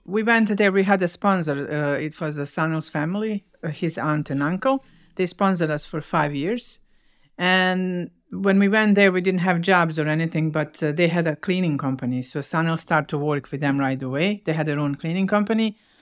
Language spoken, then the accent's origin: English; Bosnia & Herzegovina; English is a second language; moved away as an adult; also born or lived in Winnipeg, Canada